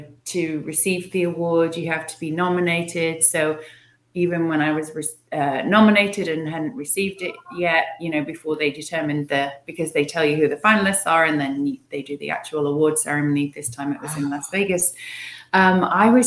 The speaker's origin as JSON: {"language": "English", "region": "England", "country": "United Kingdom", "tie": "born or raised there", "said": "I grew up in England"}